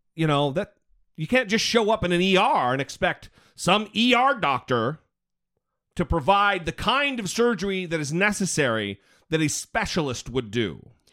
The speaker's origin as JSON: {"language": "English", "region": "Idaho", "country": "United States", "said": "Brittany and I are, we're from Idaho"}